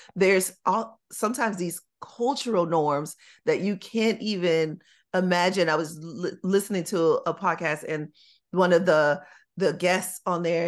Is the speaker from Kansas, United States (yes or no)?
no; Chicago, Illinois, United States; When I was growing up in Chicago